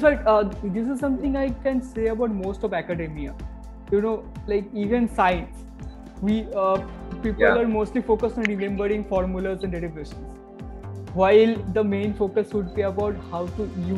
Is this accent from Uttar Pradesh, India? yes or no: no; Cooch Behar, West Bengal, India; moved away; I come from Kuchbihar. Okay, Kuchbihar is a place